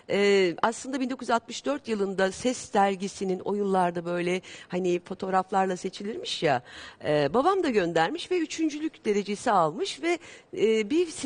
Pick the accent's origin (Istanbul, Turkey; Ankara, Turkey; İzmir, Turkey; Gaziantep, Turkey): İzmir, Turkey; E, ben İzmirliyim.